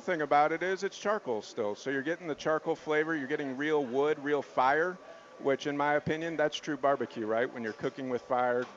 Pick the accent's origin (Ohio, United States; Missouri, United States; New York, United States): Missouri, United States; now in Denver, United States; I grew up in Missouri, so I'm you know from the Midwest